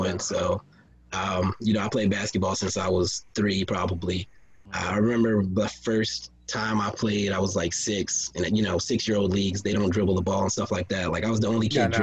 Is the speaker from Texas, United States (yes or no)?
yes; Texas, United States; I was growing up in Texas